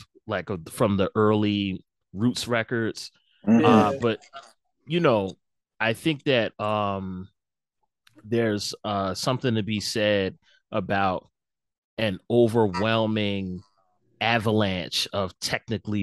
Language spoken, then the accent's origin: English; Philadelphia, Pennsylvania, United States; I'm from Philadelphia